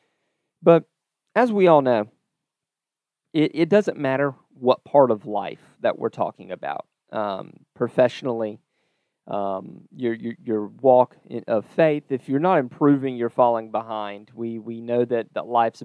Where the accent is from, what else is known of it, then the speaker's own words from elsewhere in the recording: North Florida, United States; growing up in the North Florida area